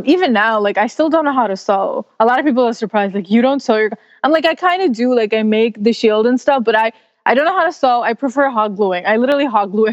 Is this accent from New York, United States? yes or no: yes; New York City, New York, United States; In New York City, exploring my hometown